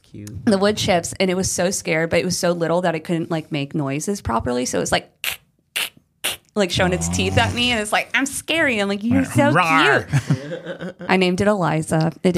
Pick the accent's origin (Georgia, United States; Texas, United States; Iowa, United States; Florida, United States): Florida, United States; when I was growing up in Florida. We had a possum die underneath our house. We lived in rattlesnake country.